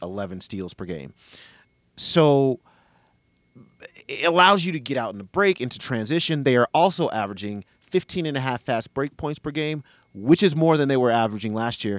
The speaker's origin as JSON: {"language": "English", "town": "Denver", "region": "Colorado", "country": "United States", "tie": "born or raised there", "also_born_or_lived": "Boulder, Colorado", "said": "I was actually born in Boulder, so we were definitely in Boulder, and then uh, move to Denver later"}